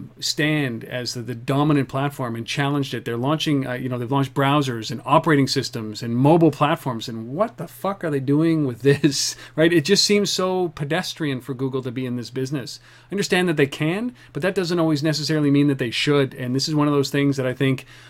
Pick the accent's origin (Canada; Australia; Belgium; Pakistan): Canada; we're Canadian